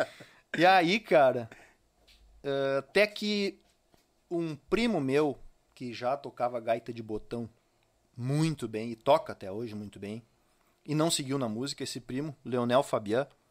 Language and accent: Portuguese; São Francisco de Paula, Rio Grande do Sul, Brazil; also born or lived in Novo Hamburgo; now in Estância Velha, Brazil; Eu sou de São Francisco de Paula. Então é muito forte isso na minha família e no meio em que eu me criei